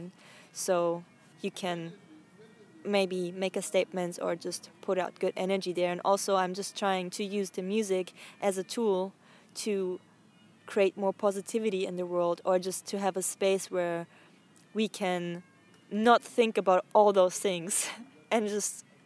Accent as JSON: {"language": "English", "region": "Bavaria", "country": "Germany", "tie": "born or raised there", "moved": "yes", "lives_now": "Berlin, Germany", "said": "I grew up in South Germany, in Bavaria"}